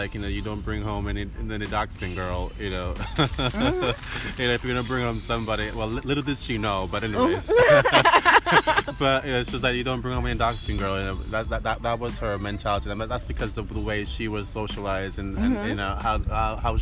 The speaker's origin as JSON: {"language": "English", "country": "Jamaica", "tie": "born or raised there", "moved": "yes", "lives_now": "Sweden", "said": "growing up in Jamaica"}